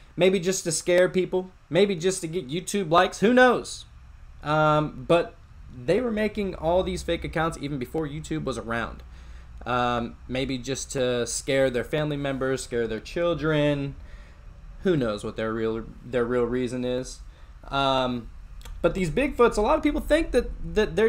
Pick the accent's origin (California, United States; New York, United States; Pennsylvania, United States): Pennsylvania, United States; moved away; I'm originally from Pennsylvania